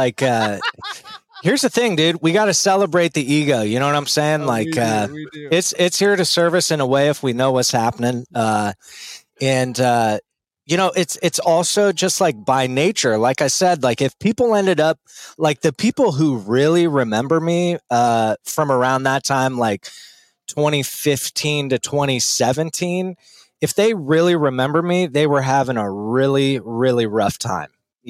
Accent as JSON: {"language": "English", "town": "Littleton", "region": "Colorado", "country": "United States", "tie": "born or raised there", "said": "I was born and raised in Denver, actually. Okay. Littleton, to be more exact."}